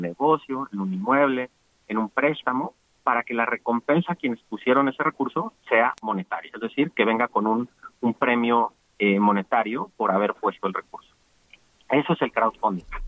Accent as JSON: {"language": "Spanish", "country": "Mexico", "said": "como mexicanos"}